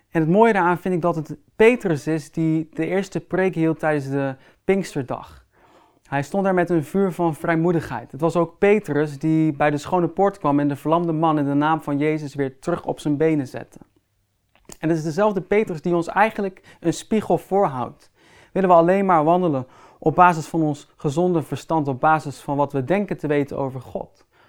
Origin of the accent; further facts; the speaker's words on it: Netherlands; Als Nederlanders